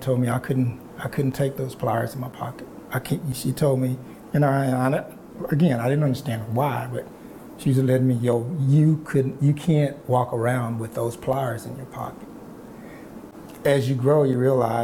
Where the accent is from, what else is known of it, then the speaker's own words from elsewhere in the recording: small town east of Dallas, Texas, United States; I am from Texas. I was born in a small town east of Dallas. And first few years of my life, I lived with my grandparents.